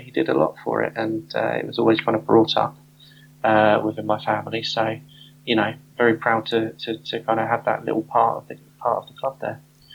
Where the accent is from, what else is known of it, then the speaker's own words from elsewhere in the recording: Southampton, South East England, United Kingdom; moved away as an adult; now in London, United Kingdom; I was born in Southampton. I was brought up in Southampton